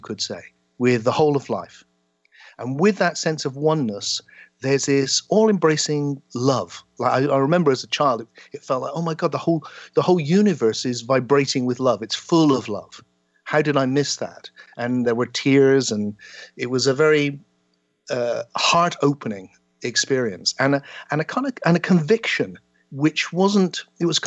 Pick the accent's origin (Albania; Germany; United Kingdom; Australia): United Kingdom; South West England; the small town I grew up in the West Country of England